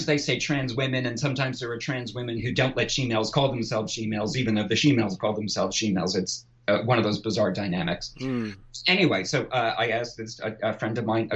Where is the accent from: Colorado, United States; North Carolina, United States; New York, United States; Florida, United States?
New York, United States; I'm from New York